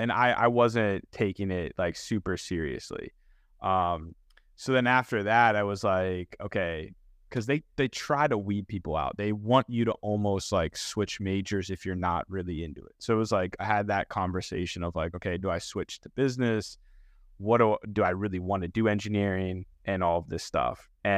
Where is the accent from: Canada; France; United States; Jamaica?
United States; Pittsburgh, Pennsylvania; But I grew up in Pittsburgh, born and raised there.